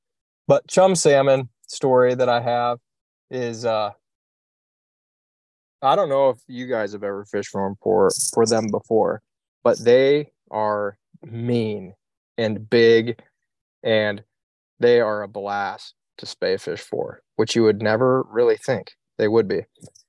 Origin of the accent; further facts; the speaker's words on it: Iowa, United States; I'm from Iowa, so country music is hard to beat.